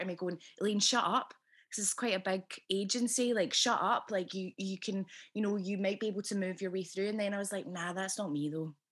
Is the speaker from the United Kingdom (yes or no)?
yes; Scotland, United Kingdom; accent: Scottish; my own accent